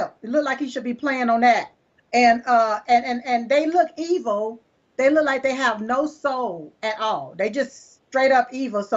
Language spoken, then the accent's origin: English; United States; we as American citizens